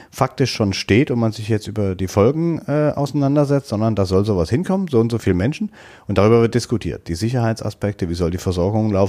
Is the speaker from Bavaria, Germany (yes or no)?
no; Saxony, Germany; born there; In Sachsen ist mir als geborener Sachse zu oft die Verhaltensweise an den Tag gelegt worden in den letzten Jahren